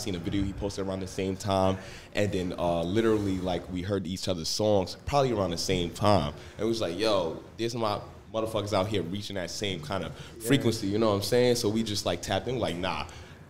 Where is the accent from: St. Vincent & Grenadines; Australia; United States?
United States; New York City, New York; also born or lived in Bronx, New York; now in Brooklyn, United States; Nah, I'm from Southside. I mean, I lived in the Bronx for a while, but I'm from Southside, Jamaica, Queens.